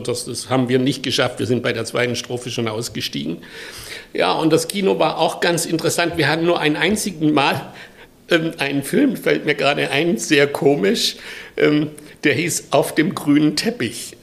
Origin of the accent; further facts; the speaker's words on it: a village near Pforzheim, Baden-Württemberg, Germany; moved away; ich komme aus Süddeutschland, im Dorf, äh, nahe Pforzheim und 1948 geboren